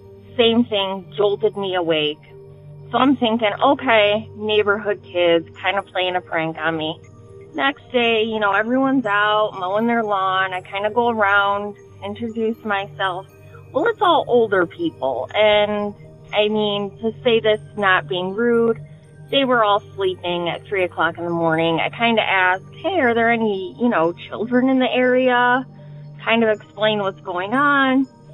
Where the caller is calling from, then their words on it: Detroit, Michigan, United States; I'm calling from the Detroit area.